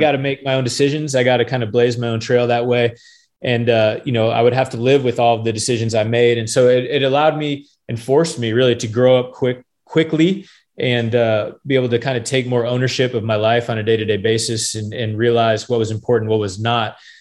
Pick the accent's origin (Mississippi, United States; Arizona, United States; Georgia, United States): Arizona, United States; Phoenix; now in Gainesville, United States; I was born and raised in Phoenix, Arizona